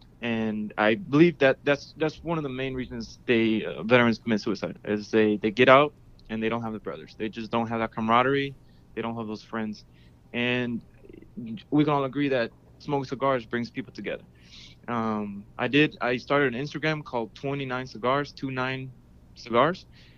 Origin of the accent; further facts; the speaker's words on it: Houston, Texas, United States; Houston, Texas.